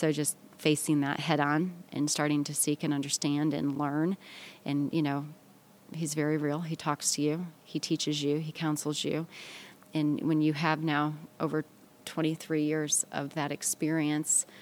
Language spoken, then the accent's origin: English; Midwest, United States; now in the Carolinas, United States; We're from the Midwest originally.